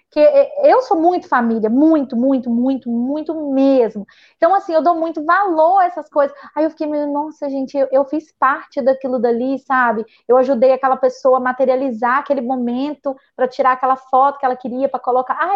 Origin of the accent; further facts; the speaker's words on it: Muniz Freire, Espírito Santo, Brazil; eu não voto aqui não, eu voto lá no Muniz Freire ainda, porque eu vim de Muniz Freire, né?